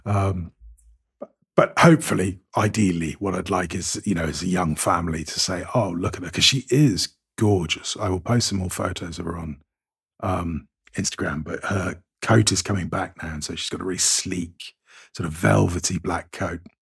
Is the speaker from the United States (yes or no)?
no; United Kingdom; now in Cyprus; I'm firmly British